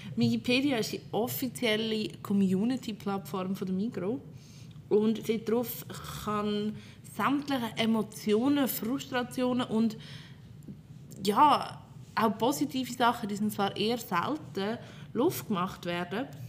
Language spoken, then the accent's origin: German; Fricktal, Aargau, Switzerland; Ich komme aus einem kleinen Kratte im Fricktal